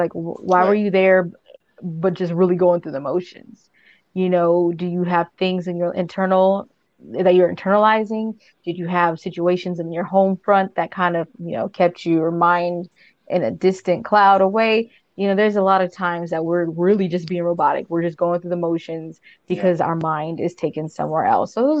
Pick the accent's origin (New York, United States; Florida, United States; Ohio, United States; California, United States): California, United States; Southern; I am from Southern California.